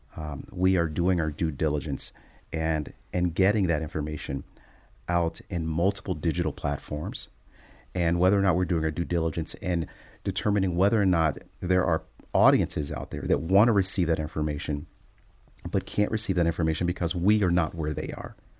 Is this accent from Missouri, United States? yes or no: no; Cincinnati, Ohio, United States; moved away as an adult; also born or lived in Oklahoma; now in Michigan, United States; my hometown of Cincinnati, Ohio